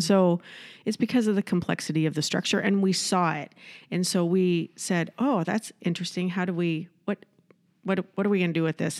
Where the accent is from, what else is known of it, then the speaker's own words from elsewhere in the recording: Iowa, United States; moved away as an adult; also born or lived in Southern California; now in Rochester, United States; I'm from Iowa